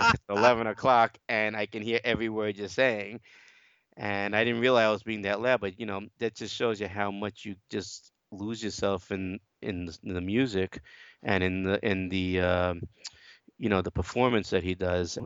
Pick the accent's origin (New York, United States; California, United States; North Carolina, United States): New York, United States; New York City; I'm from Brooklyn, New York